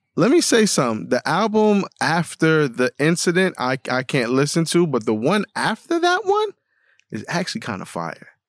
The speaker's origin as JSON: {"language": "English", "town": "New York City", "region": "New York", "country": "United States", "tie": "born or raised there", "said": "growing up in the Bronx"}